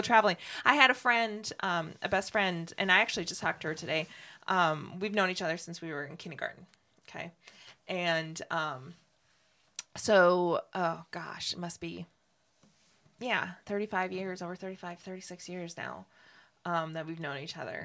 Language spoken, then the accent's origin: English; Ashland, Wisconsin, United States; now in Ocala, United States; I was born in Ashland, Wisconsin